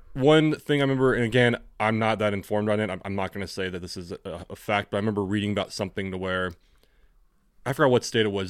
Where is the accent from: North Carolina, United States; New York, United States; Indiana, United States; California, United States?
California, United States; accent: generic American; growing up in California is that we have the generic American accent